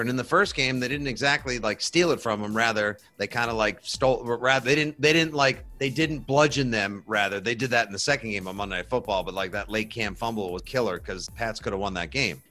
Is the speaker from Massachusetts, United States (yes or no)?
yes; South Shore, around Boston, Massachusetts, United States; I'm originally from the South shore. I was raised uh, like most kids in and around Boston are